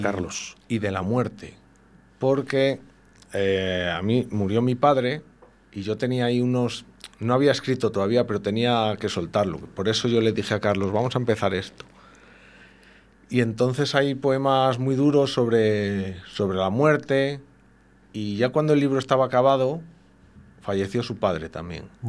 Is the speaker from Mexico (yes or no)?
no; Spain; como somos castellanos de hombres rudos del invierno